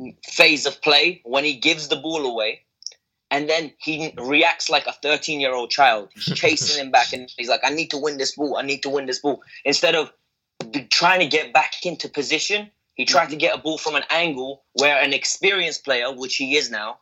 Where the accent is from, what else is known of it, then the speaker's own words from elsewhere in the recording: Georgia; moved away; I'm originally from Georgia